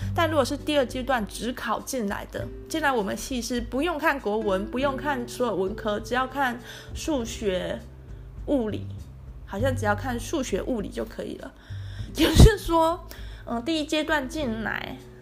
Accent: Tainan, Taiwan; 我住家里，我是台南人

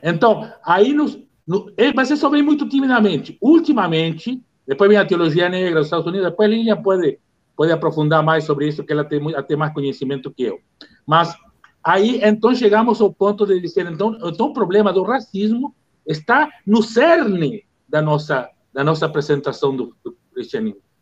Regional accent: Uruguay; now in Brazil; eu sou uruguaio

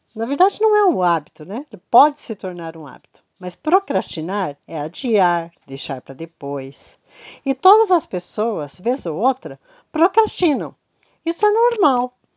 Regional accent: Curitiba, Paraná, Brazil; Eu sou de Curitiba

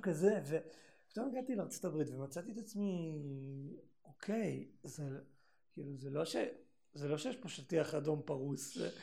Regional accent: Northern Israel, Israel; moved away; באתי מהצפון

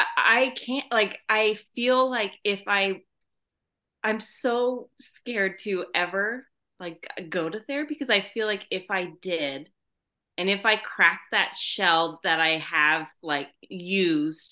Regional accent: California, United States; I'm from California

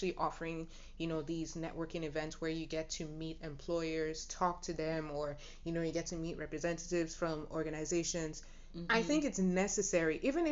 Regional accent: Nigeria; my Nigerian people

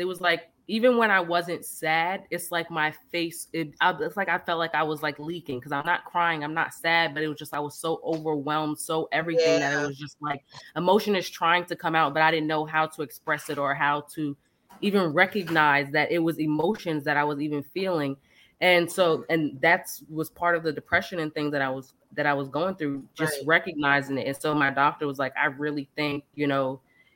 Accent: United States; moved away; also born or lived in the South; growing up in Left Rack and then leaving there

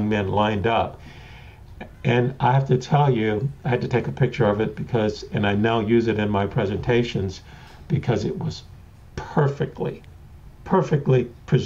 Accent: New Orleans, Louisiana, United States; I was born in the Desire Housing Projects of New Orleans.

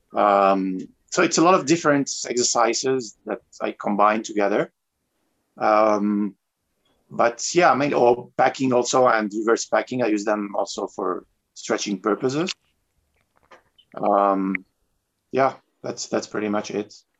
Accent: Tunisia; also born or lived in France / South America; now in Medellin, Colombia; I'm originally from Tunisia. I was born in France and raised in Tunisia, uh, but I've been living in South America for the last um, 16

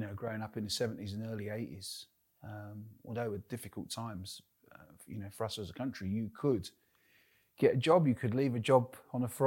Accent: London, United Kingdom; moved away as an adult; now in North East England, United Kingdom; Born and bred in the East End of London

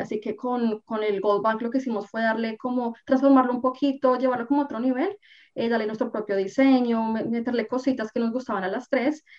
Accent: Colombia; moved away as an adult; now in Canada; soy colombiana, vivo en Canadá aproximadamente ya hace unos 10 años

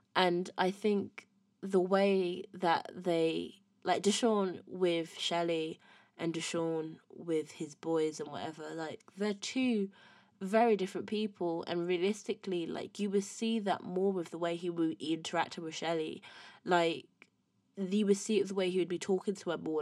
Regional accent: Windsor, South East England, United Kingdom; I'm not from London, from Windsor.

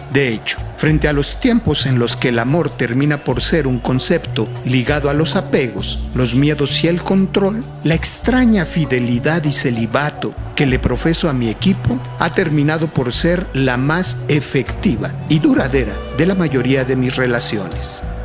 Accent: Mexico; Yo como muchos mexicanos, también nací gritando gol

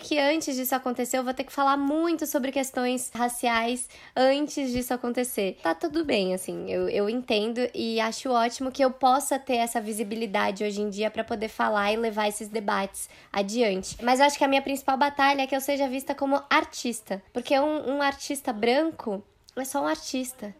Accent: Brazil; eu sou ocidental, nasci no Brasil

